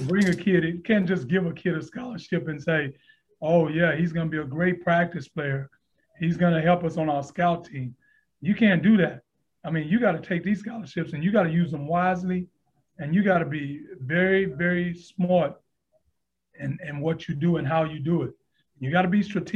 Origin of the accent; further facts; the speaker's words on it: Houston, Texas, United States; also born or lived in Aiken, South Carolina; now in Atlanta, United States; I was born and raised in Houston, Texas, single mom